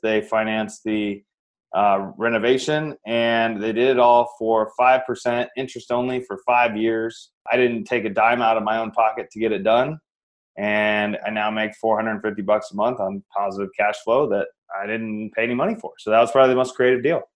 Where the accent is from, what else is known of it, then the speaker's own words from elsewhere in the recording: Iowa, United States; moved away as an adult; now in Phoenix, United States; I'm actually from Iowa. I live in the sunny Phoenix, Arizona now, but I'm from Iowa originally. Born and raised